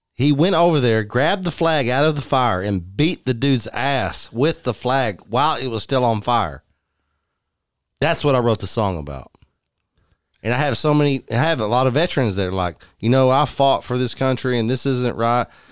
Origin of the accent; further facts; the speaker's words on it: Odessa, Texas, United States; moved away as an adult; also born or lived in Fort Worth, Texas; I grew up in Odessa, Texas